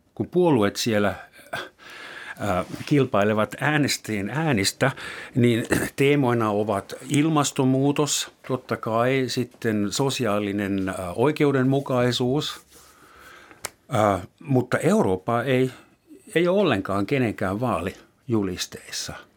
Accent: Germany; now in Finland; entisessä kotimaassani Saksassa

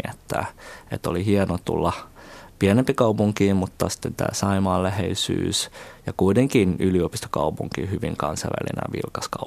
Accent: Finland; also born or lived in China; Ja tosiaan niin kuin 11-vuotiaana muutin taas Kiinasta takaisin Suomeen ja sitten tota suomenkielisen kouluun

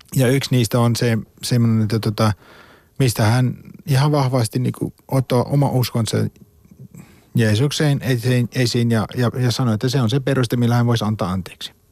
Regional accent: South Africa; born or raised there; Finnish is a second language; moved away as an adult; now in Finland

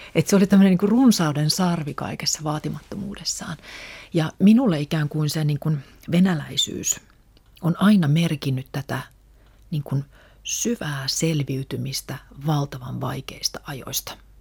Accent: Helsinki, Uusimaa, Finland; first language Russian; Mä olen syntynyt Suomessa, mun koti on ollut aina Suomessa

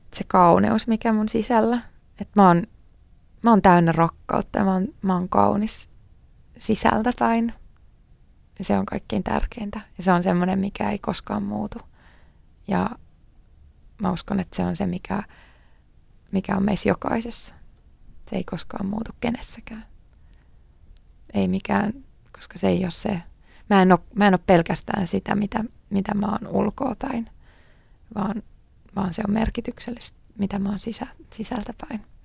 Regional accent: Tuusula, Uusimaa, Finland; also born or lived in New York; Mä oon syntynyt Tuusulassa. Ähm, mä oon asunut siellä koko lapsuuteni.

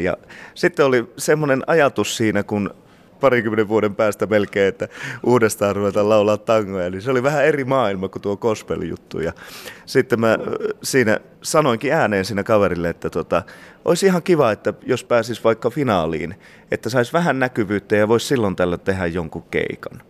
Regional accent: Sweden; mä oon syntynyt Ruotsissa

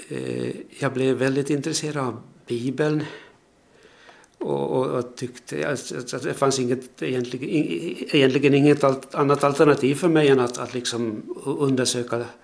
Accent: Purmo, Pedersöre, Ostrobothnia, Finland; moved away as an adult; also born or lived in Jakobstad / Turku; now in Korsnäs, Finland; gick i skola i en by som heter Åvist, folkskolan där och sen, sen eh, när eh, Sursiks skola var riktigt nybyggd så började jag i kommunala försöksmellanskolan där. Och gymnasium fanns inte i Pedersöre

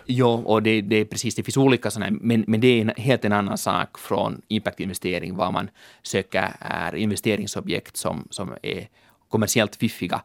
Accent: Helsinki, Uusimaa, Finland; also born or lived in London; jag är en ekonom från Helsingfors

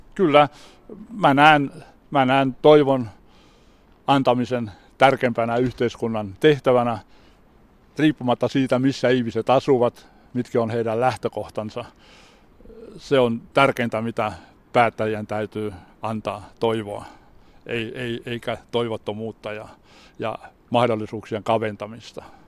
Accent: Turku, Southwest Finland, Finland; moved away as an adult; also born or lived in Seinäjoki; now in Vaasa, Finland; Minähän olen kotoisin Turusta Nummenmäeltä, joka oli minun nuoruudessani ylpeä työläiskaupungin osa

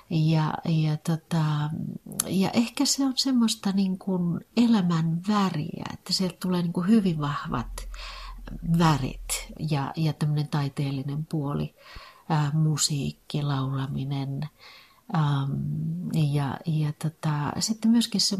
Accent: Rääkkylä, North Karelia, Finland; born there; also born or lived in Sysmä; now in Helsinki, Finland; Tosiaan mä oon syntynyt Rääkkylässä – ja, ja tota, mun isä on ruskealasta, eli rajan, rajan tuolta puolen.

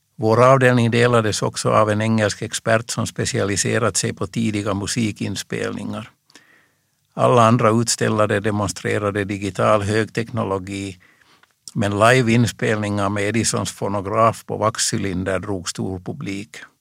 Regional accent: Reunäs, Uusimaa, Finland; I min hemby Reunäs

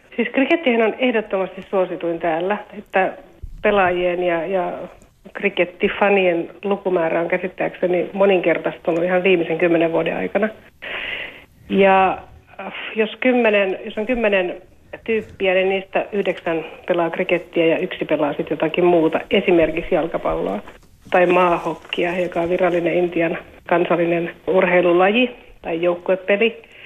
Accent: Finland; now in India; olen Suomesta

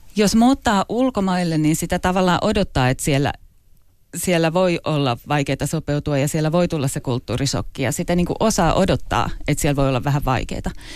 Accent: Finland; moved away as an adult; also born or lived in London / Asia; tuntee itsensä suomalaiseksi

